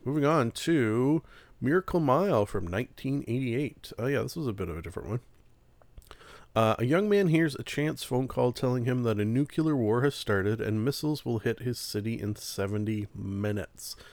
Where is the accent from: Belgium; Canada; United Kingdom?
Canada; being Canadian